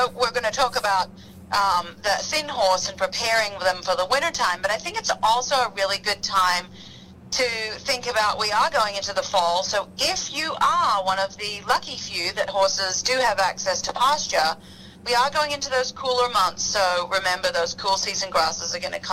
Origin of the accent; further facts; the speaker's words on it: Australia; moved away; I grew up in Australia